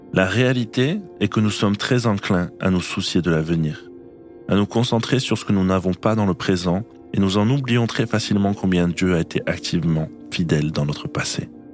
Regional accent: Normandy, France; moved away; les lieux de mon enfance en Normandie

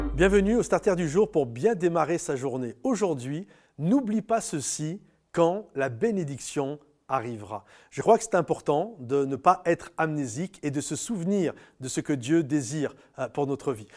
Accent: France; moi en tant que Français

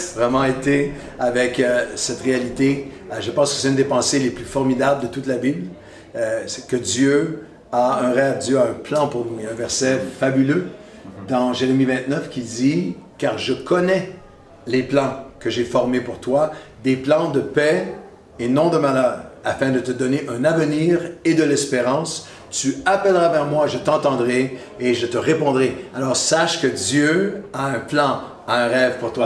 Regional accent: Quebec, Canada; accent: québécois; mon accent euh, québécois

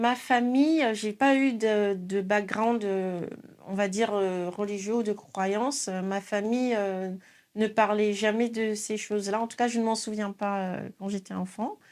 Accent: Niger; je suis originaire du Niger, un pays d'Afrique de l'Ouest euh, j'ai grandi dans une famille aimante, attentionnée.

